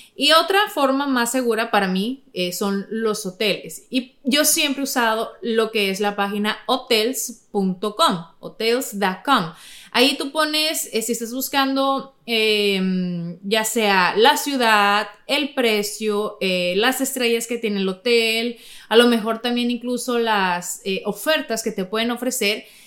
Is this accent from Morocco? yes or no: no; Navojoa, Sonora, Mexico; de donde yo soy, Navojoa